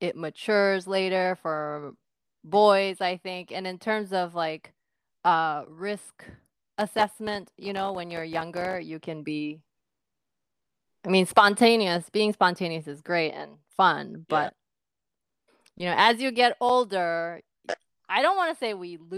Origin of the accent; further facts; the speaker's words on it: Japan; my family environment being third generation Korean, born and raised in Japan